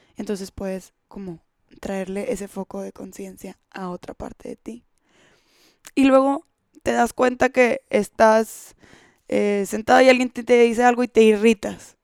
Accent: Monterrey, Nuevo León, Mexico; en México, en Monterrey, de donde yo soy

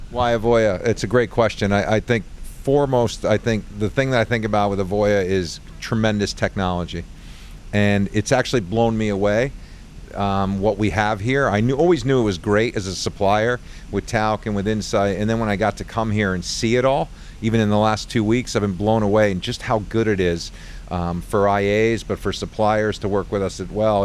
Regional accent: Long Island Sound area, Connecticut, United States; I grew up in the Long Island Sound area

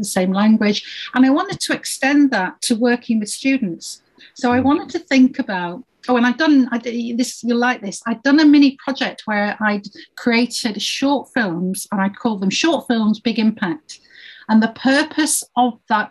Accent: Yorkshire and the Humber, United Kingdom; I grew up in Yorkshire

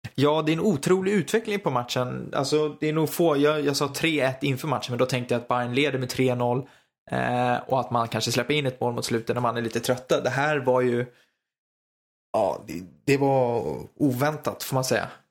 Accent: Stockholm, Stockholm County, Sweden; accent: Stockholm dialect; där jag står för den tråkigaste dialekten. För det får man ändå säga att stockholmskan är

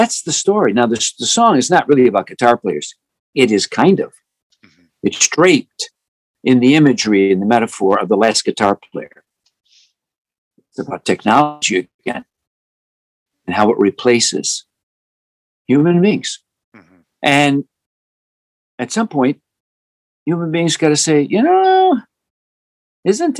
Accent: Chicago, Illinois, United States; where I grew up in Chicago

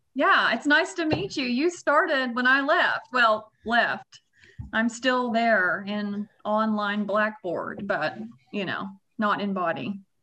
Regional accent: Russellville, Arkansas, United States; also born or lived in Kansas; born and raised, went there, you know, all my school

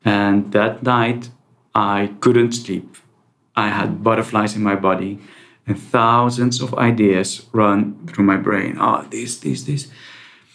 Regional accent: Netherlands; also born or lived in Iraq; I was born in Iraq. I moved to the Netherlands when I was 9.

